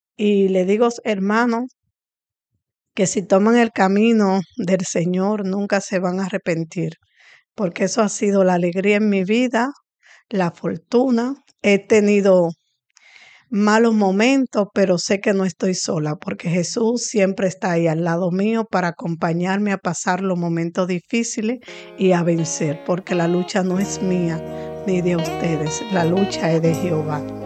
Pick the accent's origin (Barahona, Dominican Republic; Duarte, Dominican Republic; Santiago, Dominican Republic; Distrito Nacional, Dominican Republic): Distrito Nacional, Dominican Republic; Santo Domingo Oeste; Nací aquí en el Batey Palabé y he crecido aquí, me desarrollé aquí